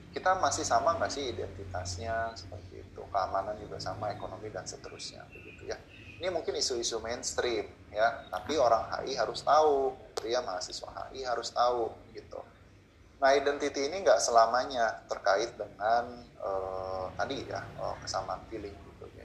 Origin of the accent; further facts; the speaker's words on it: West Java, Indonesia; saya orang Sunda